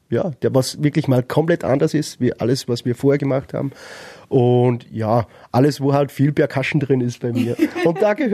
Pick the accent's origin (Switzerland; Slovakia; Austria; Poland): Austria; Upper Austria; Ich meine, wir kommen aus, Öster aus Oberösterreich, vielleicht, wenn man direkt aus Wien ist, vielleicht hat man es da ein bisschen leichter.